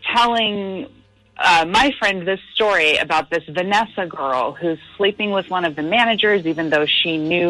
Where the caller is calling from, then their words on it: Hampton, United States; I'm in Hampton.